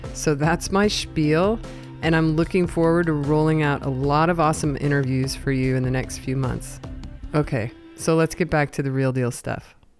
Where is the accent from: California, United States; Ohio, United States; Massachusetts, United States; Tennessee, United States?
California, United States; Southern; I was in SoCal